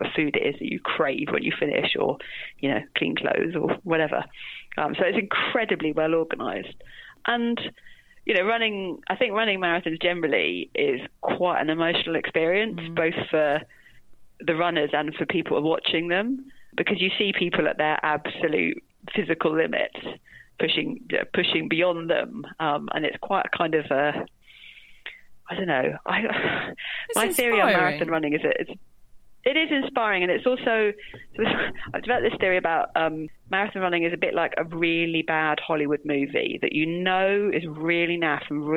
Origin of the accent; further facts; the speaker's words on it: London, United Kingdom; I grew up in London.